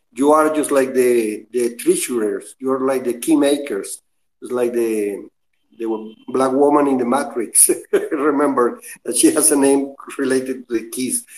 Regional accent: Venezuela; I am from Venezuela

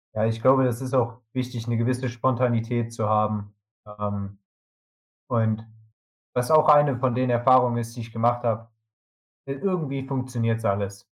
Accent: Germany; als Deutscher

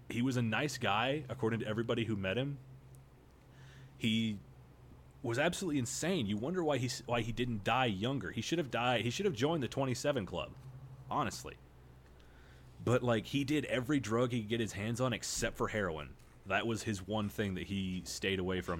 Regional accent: United States; I'm an American

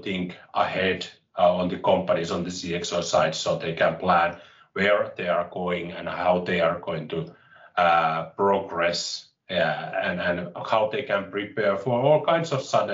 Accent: Finland; I'm from Finland, and I was born here and I have lived here, so I haven't lived abroad at any point of time

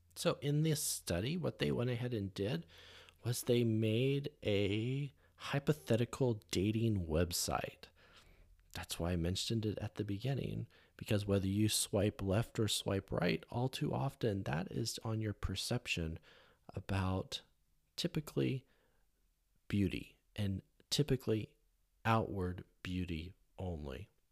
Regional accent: California, United States; growing up in California

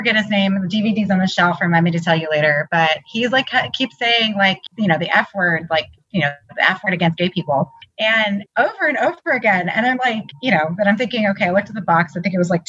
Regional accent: United States; accent: nasally American; my nasally American accent.

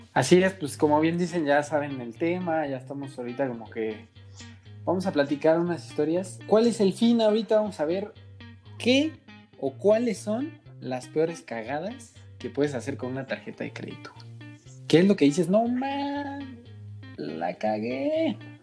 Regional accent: Mexico; Como buenos mexicanos

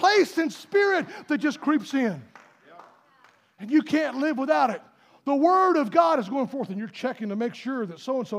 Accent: United States; I am glad that I was born in this country, live in this country

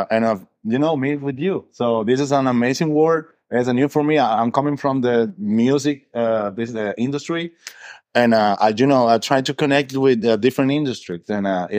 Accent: Venezuela; moved away; I'm original from Venezuela

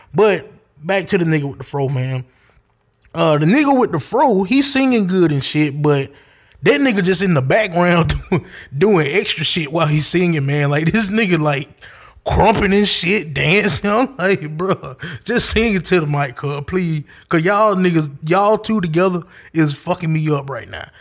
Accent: the South, United States; I'm country. I'm from the South

